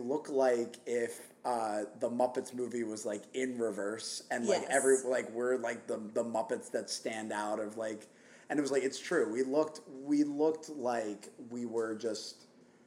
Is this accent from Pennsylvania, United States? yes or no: yes; Philadelphia, Pennsylvania, United States; I'm from Philly